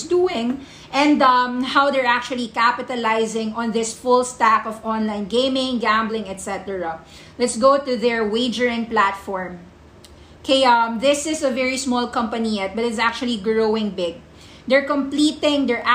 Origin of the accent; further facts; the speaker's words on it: Philippines; I'm a Filipino